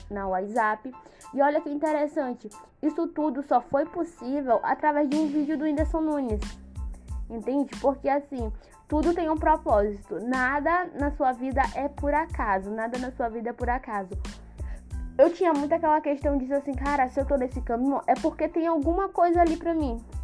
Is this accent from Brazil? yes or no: yes; São Luís, Maranhão, Brazil; E aí, como eu sou daqui de São Luís do Maranhão, né?